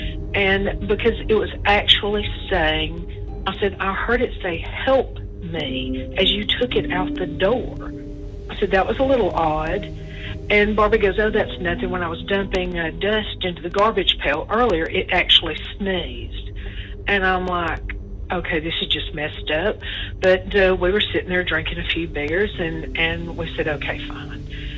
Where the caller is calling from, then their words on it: Alabama, United States; I'm calling from Alabama